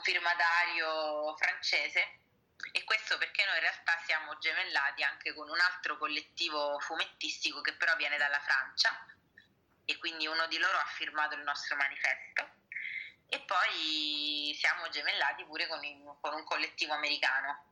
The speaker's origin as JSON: {"language": "Italian", "region": "Sicily", "country": "Italy", "tie": "born or raised there", "moved": "yes", "lives_now": "Rome, Italy", "said": "io sia eh, diciamo di nascita siciliana come voi, eh, io sono attiva qui da Lazio, da Roma"}